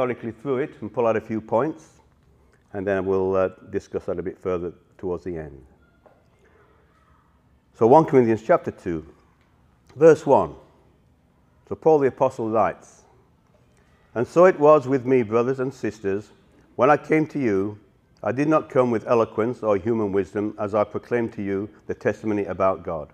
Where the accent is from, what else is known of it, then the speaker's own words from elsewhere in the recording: Yorkshire and the Humber, United Kingdom; accent: Yorkshire; moved away; I'm originally from Yorkshire, so it's a Yorkshire accent.